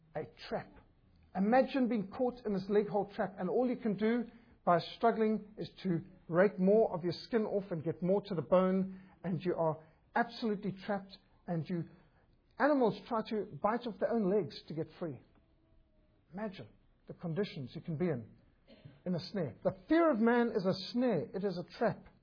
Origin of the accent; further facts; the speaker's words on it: Zimbabwe; moved away; also born or lived in Cape Town, South Africa; I was brought up in Rhodesia, a magnificent country